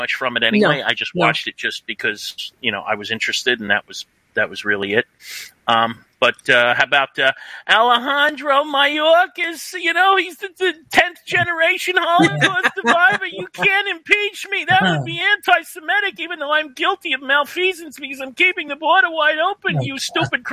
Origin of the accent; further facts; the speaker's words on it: United States; also born or lived in New Jersey; I grew up in New York and New Jersey.